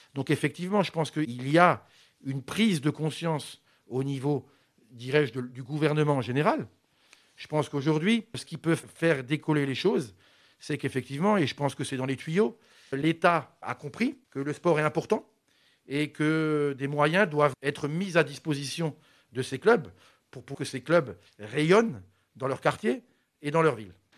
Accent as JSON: {"language": "French", "town": "Mulhouse", "region": "Grand Est", "country": "France", "tie": "born or raised there", "said": "je suis né à Mulhouse"}